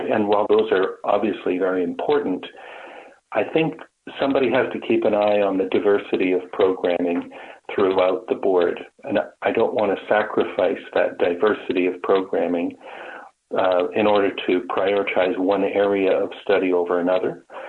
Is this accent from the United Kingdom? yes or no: no; Brampton, Ontario, Canada; moved away as an adult; now in Peterborough, Canada; before coming to the Peterborough area, I grew up in Brampton